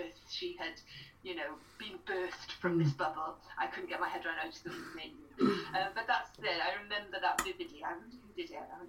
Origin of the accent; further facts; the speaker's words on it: Pembroke Dock, Wales, United Kingdom; I was brought up in Pembroke Dock